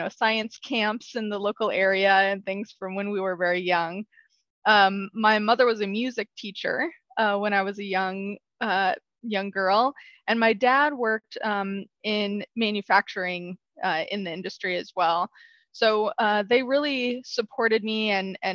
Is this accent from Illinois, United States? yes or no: yes; Southern Illinois, United States; moved away as an adult; also born or lived in Urbana-Champaign, Illinois / Texas / Chicago area, Illinois; I'm originally from a small rural town in Southern Illinois